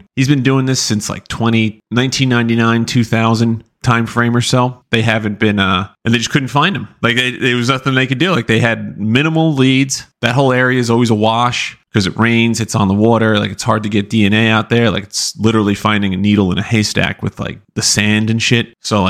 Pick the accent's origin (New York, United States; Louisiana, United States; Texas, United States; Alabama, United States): New York, United States; Massapequa; I'm from Massapequa